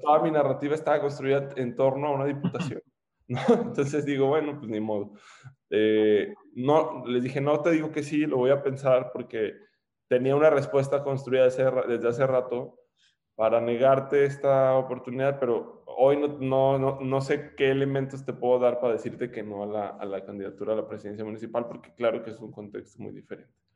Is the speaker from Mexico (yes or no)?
yes; León, Guanajuato, Mexico; also born or lived in Monterrey, Nuevo León / Torreón / United States; Nací en Monterrey, Nuevo León